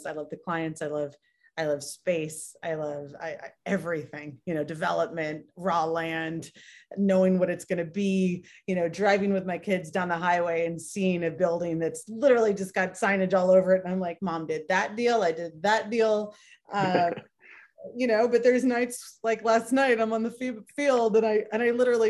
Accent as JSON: {"language": "English", "town": "Redondo Beach", "region": "California", "country": "United States", "tie": "born or raised there", "moved": "as an adult", "lives_now": "Las Vegas, United States", "said": "I grew up in Southern Cali, Redondo Beach, born and raised"}